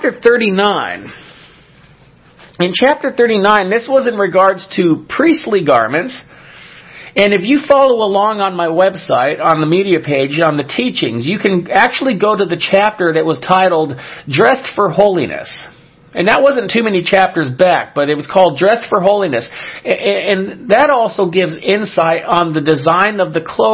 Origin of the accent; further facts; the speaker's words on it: California, United States; my home state of California